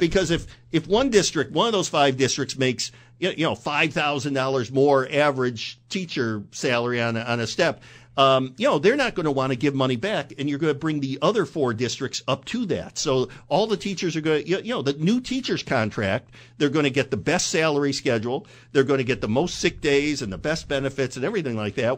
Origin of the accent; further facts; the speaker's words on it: Binghamton, New York, United States; moved away as an adult; I grew up in Binghamton and came here in nineteen eighty-nine